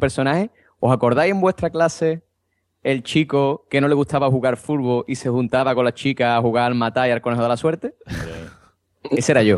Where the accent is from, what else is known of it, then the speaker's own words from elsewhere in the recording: Andalusia, Spain; yo como buen andaluz